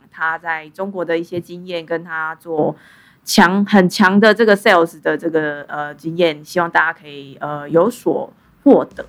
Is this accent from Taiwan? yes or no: yes; southern Taiwan, Taiwan; moved away as an adult; also born or lived in Shanghai, China; 如果是乡下，像我是南部人，我就去台北工作啊